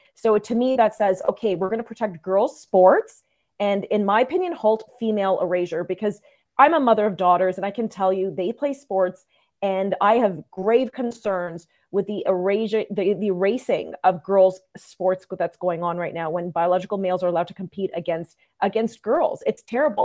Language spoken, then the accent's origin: English; Saint John, New Brunswick, Canada; moved away; I was born in New Brunswick